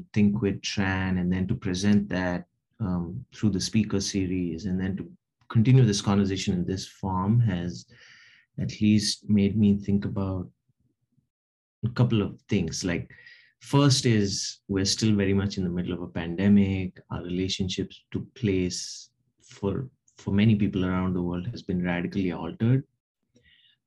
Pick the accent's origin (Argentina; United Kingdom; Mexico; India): India; Hyderabad, Telangana; moved away; Hyderabad, which is where I grew up in India